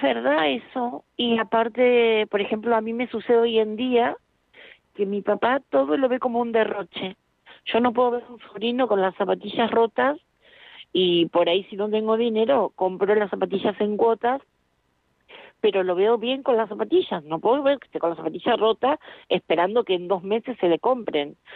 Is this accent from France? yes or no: no; Argentina; yo nací en Argentina